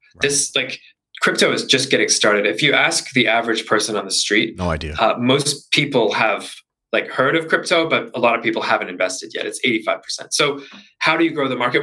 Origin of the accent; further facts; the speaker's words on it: Canada; also born or lived in Vancouver; I'm originally Canadian